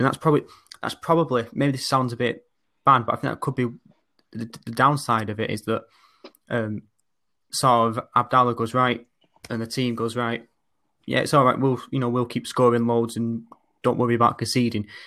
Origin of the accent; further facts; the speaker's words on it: Oldham, North West England, United Kingdom; I'm from Oldham. Uh, but as you can maybe sort of tell from my accent, it's a bit sort of different from sort of the more traditional older ones